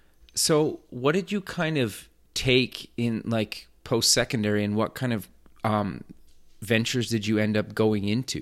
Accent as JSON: {"language": "English", "town": "Edmonton", "region": "Alberta", "country": "Canada", "tie": "born or raised there", "said": "an upcoming event in my hometown of Edmonton, Alberta."}